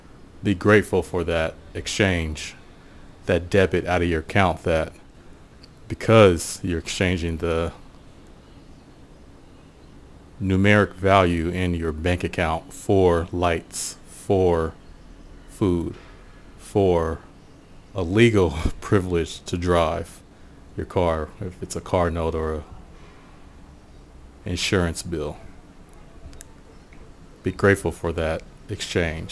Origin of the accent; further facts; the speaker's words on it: Portland, United States; growing up in Portland